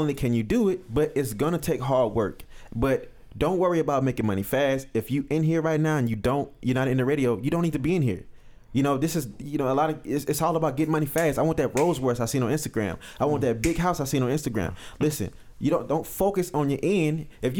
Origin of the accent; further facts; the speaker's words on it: California, United States; because, you know, I'm from California. You know, it's gang this and gang that.